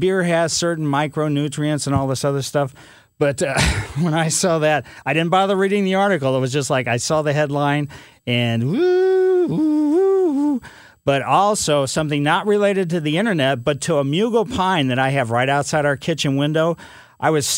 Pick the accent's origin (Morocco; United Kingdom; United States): United States; Ellisville; when I was a kid growing up in Ellisville